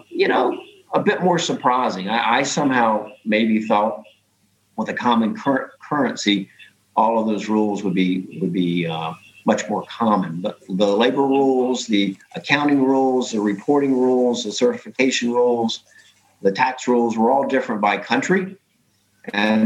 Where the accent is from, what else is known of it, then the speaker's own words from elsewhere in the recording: United States; being an American